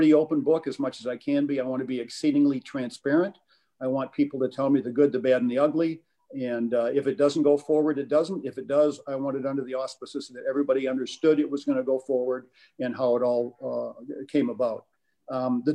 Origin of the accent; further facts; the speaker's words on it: Flint, Michigan, United States; I was born in Flint in 1948, went to Central High School, go Indians, graduated from Michigan State University.